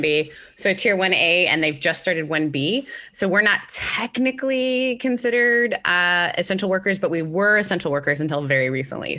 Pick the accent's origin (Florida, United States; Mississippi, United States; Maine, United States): Mississippi, United States; also born or lived in Canada; I'm originally from Canada, grew up in Mississippi. So I moved from Canada to Mississippi when I was fourteen